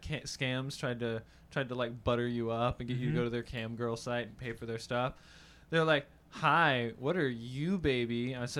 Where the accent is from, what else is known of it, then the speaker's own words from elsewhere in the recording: North Carolina, United States; I was raised on Southern food. Mm-hmm. I come from a family from North Carolina. I was born there.